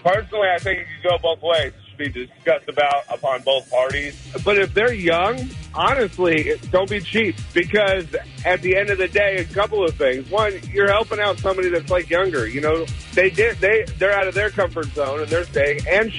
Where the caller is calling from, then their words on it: Menifee, California, United States; from Menifee.